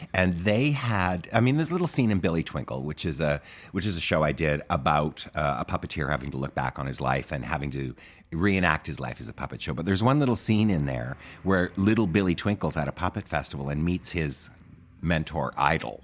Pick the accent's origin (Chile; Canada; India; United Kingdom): Canada; Medicine Hat, Alberta; moved away as an adult; also born or lived in New York; I grew up in Medicine Hat, Alberta